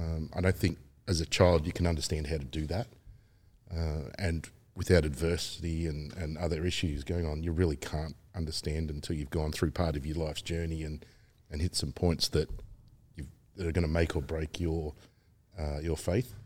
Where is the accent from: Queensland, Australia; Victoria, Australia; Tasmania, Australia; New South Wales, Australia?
Victoria, Australia; Melbourne; teenage years being a lot of fun growing up in Melbourne.